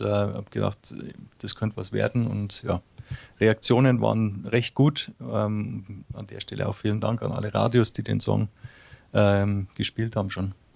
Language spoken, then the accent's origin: German; Munich, Bavaria, Germany; first language German; moved away as an adult; also born or lived in Uzwil, Switzerland; now in Switzerland; ich bin ja im Raum München aufgewachsen